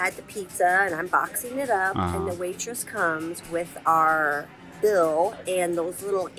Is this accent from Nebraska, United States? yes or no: yes; Nebraska, United States; I'm from Nebraska.